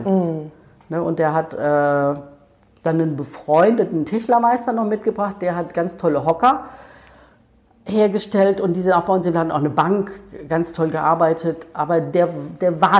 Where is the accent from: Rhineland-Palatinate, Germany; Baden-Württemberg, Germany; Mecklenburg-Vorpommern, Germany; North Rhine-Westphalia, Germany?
Rhineland-Palatinate, Germany; Ludwigshafen; also ich komme ja aus der Pfalz, aus Ludwigshafen.